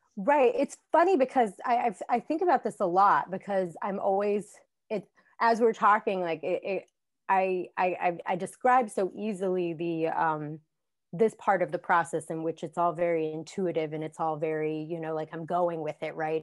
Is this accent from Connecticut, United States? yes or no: no; Southwestern Virginia, United States; moved away as an adult; also born or lived in Washington, D.C.; now in Reston, United States; I grew up in Southwestern Virginia